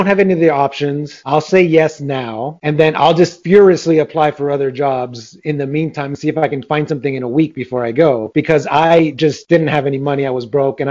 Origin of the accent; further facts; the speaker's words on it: Los Angeles, California, United States; moved away; also born or lived in Miami; I was born in Los Angeles